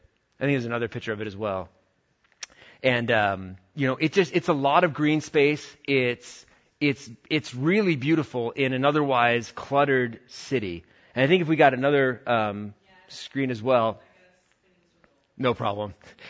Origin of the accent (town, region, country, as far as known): New York, United States; born or raised there; moved away